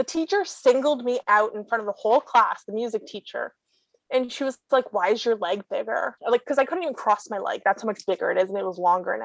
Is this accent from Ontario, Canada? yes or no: yes; Toronto, Ontario, Canada; I grew up in SickKids pretty much